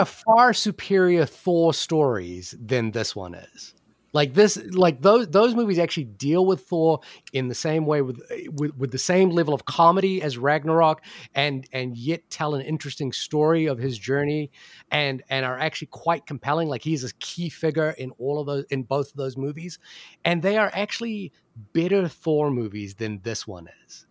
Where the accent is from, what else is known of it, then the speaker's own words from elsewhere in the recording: New Zealand; I'm from New Zealand